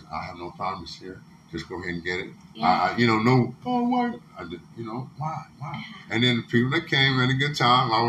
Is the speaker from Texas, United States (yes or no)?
yes; South Coast Texas, United States; I'm just a South Coast Texas man.